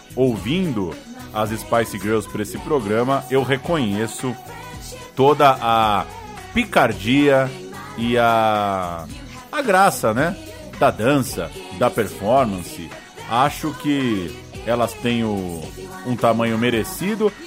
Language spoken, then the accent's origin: Portuguese; Brazil; lá na Rua Israel Pinheiro 88, onde eu cresci